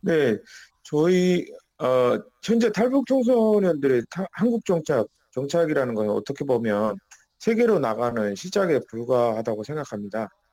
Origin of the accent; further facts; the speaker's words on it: North Korea; now in South Korea; 우리는 북한 출신이기 때문에